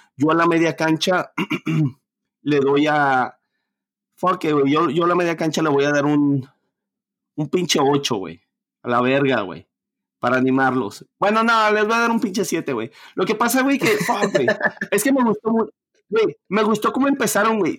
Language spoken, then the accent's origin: Spanish; Mexico; yo como latino, yo como mexicano